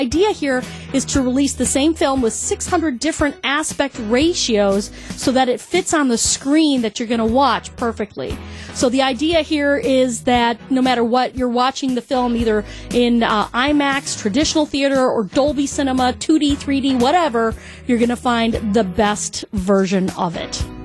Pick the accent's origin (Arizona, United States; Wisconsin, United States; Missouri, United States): Wisconsin, United States; Chippewa Falls; You ever, uh, ever been to Wisconsin? Well, they have some of the coldest winters around. I grew up there near Chippewa Falls.